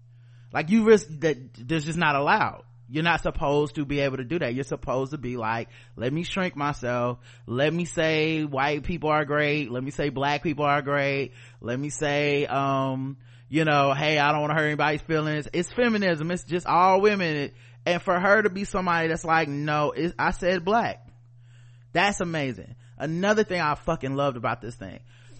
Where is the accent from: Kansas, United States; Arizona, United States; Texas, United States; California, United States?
Texas, United States; Houston; I am from America. I am from Houston, Texas. I am from the South.